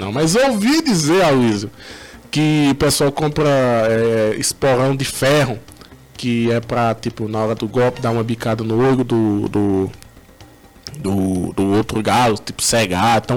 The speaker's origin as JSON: {"language": "Portuguese", "region": "Northeast Region", "country": "Brazil", "said": "Mas pra gente que é do Nordeste, sabe que a logística"}